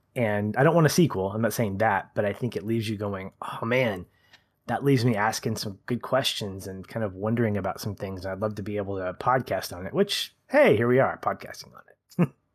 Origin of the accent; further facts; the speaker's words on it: United States; as an American